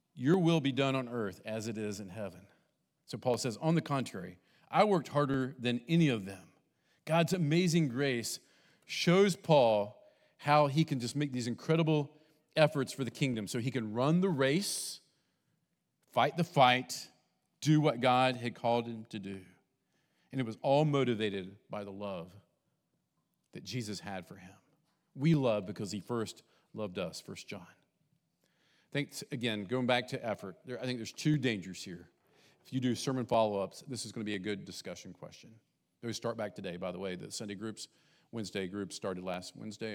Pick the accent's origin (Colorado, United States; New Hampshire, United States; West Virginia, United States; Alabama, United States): West Virginia, United States; also born or lived in Texas; now in Bainbridge, United States; I grew up in West Virginia, semi-south, but not fully south, and in Texas, kind of its own thing when we lived there